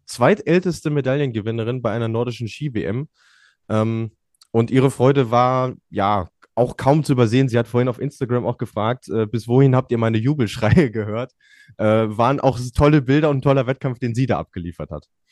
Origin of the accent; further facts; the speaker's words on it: Germany; als Deutsche